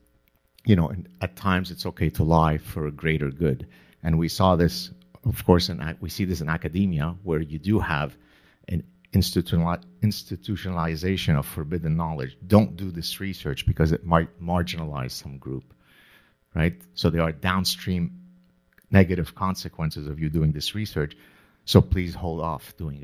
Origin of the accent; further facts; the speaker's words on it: Lebanon; moved away; also born or lived in Canada; growing up in the Lebanese Civil War